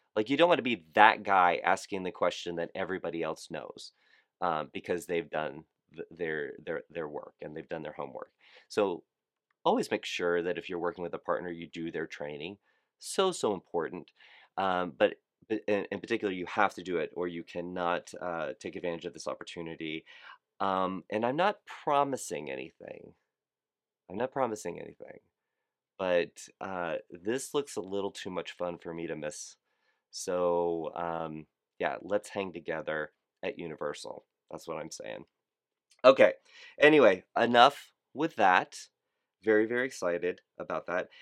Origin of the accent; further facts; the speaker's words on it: South Florida, United States; I'm from South Florida